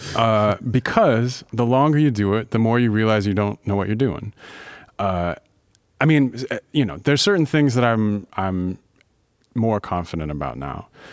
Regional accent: Louisville, Kentucky, United States; moved away as an adult; now in Baltimore, United States; I grew up in Louisville, Kentucky. I've been here for over fifteen years, and this is home now

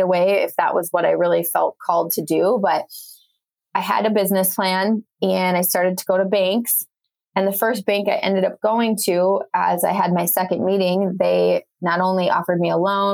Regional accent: Wisconsin, United States; moved away as an adult; the last place I thought I was going to live was my hometown back in Wisconsin

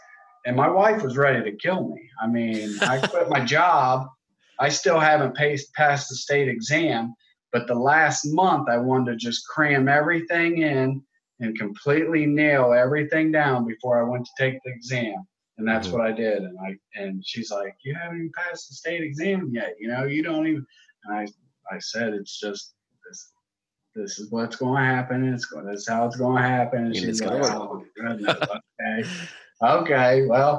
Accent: Ohio, United States; moved away as an adult; So I moved from Ohio down here about 7 years ago.

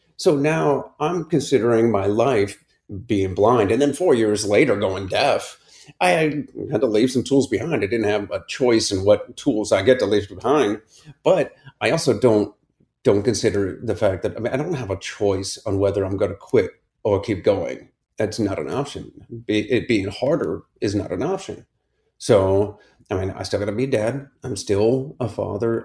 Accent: Akron, Ohio, United States; I grew up in Akron, Ohio, in the suburbs

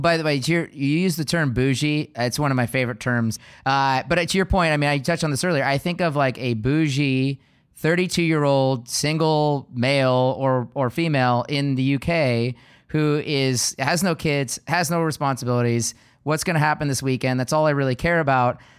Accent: Seattle, Washington, United States; I was born and raised in Seattle

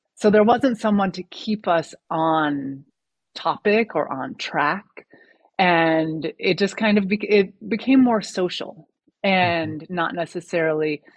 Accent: United States; moved away as an adult; now in France; having that perspective of living in America for the first 35 years of my life, and then moving to France

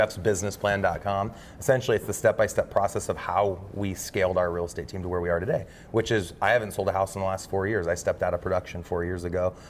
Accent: Omaha, Nebraska, United States; Born and raised in Omaha

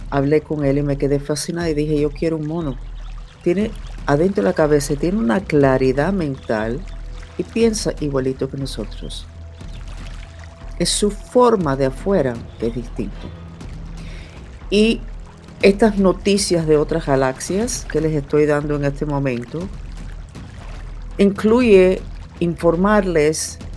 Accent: Germany; born there; Nací en Alemania después de la Segunda Guerra Mundial

